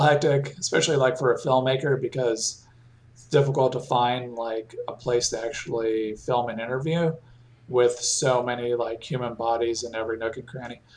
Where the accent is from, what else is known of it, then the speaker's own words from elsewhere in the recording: Raleigh, North Carolina, United States; my hometown of in Raleigh, North Carolina